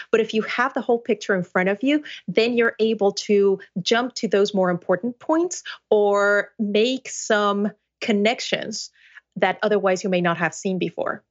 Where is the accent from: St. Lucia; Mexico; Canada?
Mexico; Mexico City; first language Spanish; English is a second language; now in United States; I was born and raised in Mexico City, in a family of translators